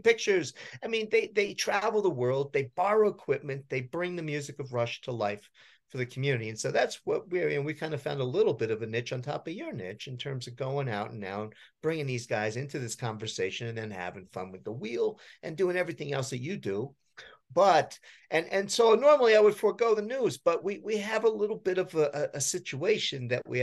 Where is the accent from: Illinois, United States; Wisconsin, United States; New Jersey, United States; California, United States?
New Jersey, United States; I grew up in New Jersey